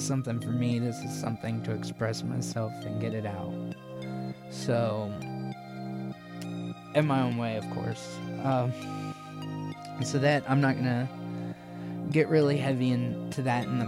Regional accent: Columbus, United States; born or raised there

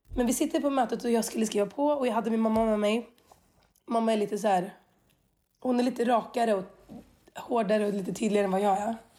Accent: Skövde, Västra Götaland, Sweden; jag är uppvuxen i Skövde

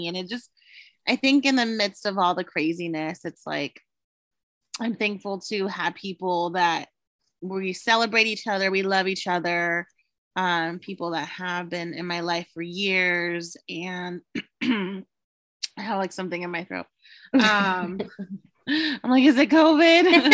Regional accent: Paso Robles, California, United States; I grew up in Paso

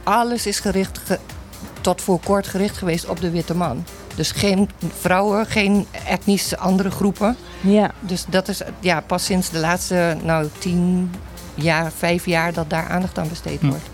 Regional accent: Curaçao; ik kom uit Curaçao

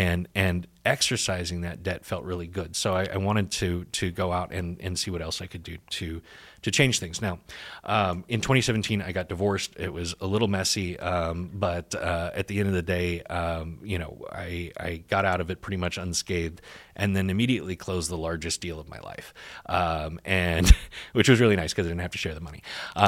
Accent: Texas, United States; I'm sure you can tell I'm not a Republican, but I am Texan and I grew mm-hmm. up here, so I can slip on and off my accent like a comfy jacket.

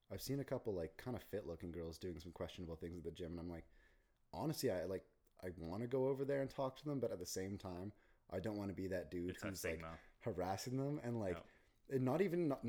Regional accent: Calgary, Alberta, Canada; I'm from Calgary

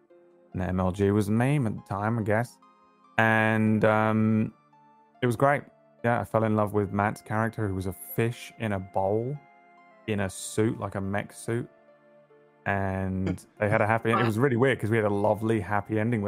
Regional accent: England, United Kingdom; accent: English; one town over from where I was born. So we have a kind of similar accent. Like, mm-hmm. obviously, I am English, right? So I have an English accent.

